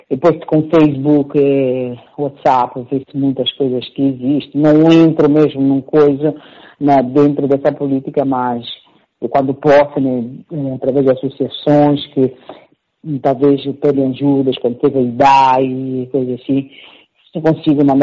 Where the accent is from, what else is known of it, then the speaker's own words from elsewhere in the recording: Mozambique; moved away as an adult; now in Italy; Lutei, lutei, agora estou moçambicana, mas eu nunca deixei de dizer que sou moçambicana.